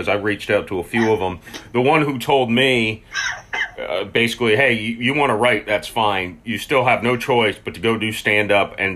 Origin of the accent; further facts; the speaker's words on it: Tampa, Florida, United States; even though I'm from Florida, I'm not really a southerner. Tampa Bay is its own little pocket